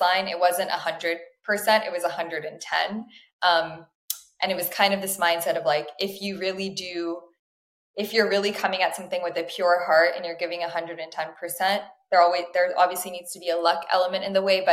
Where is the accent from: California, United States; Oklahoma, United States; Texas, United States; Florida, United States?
Florida, United States; Miami; I was born in Miami, which is, a lot of people are surprised to hear that, but that's where my parents chose to raise our very Indian family.